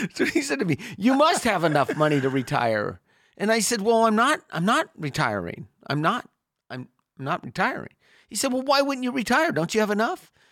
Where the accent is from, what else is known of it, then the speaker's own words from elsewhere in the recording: Sacramento, California, United States; I grew up in Sacramento